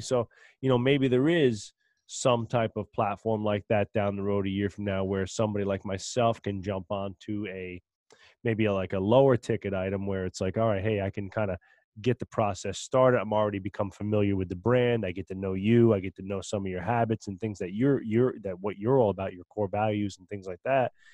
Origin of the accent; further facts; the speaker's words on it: New Jersey, United States; we're from Jersey